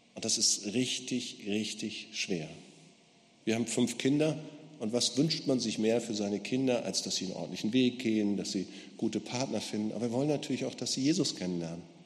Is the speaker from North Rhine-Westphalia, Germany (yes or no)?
no; Gera, Thuringia, Germany; Bei uns in Gera, in meiner Stadt